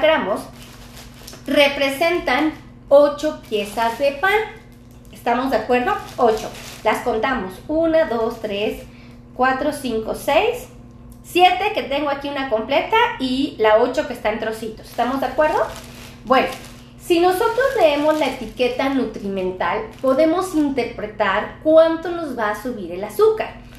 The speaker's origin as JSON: {"language": "Spanish", "country": "Mexico", "said": "Muchos de los mexicanos tenemos acceso a este pan"}